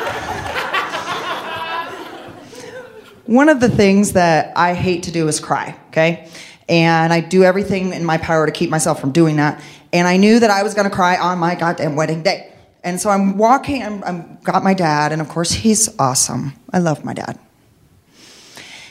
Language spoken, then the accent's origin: English; Midwest, United States; growing up in the Midwest, in a fundamentalist Christian home